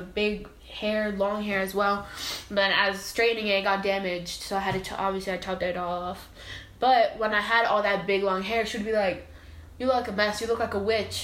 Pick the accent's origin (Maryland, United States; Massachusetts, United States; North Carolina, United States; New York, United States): New York, United States; I'm from New York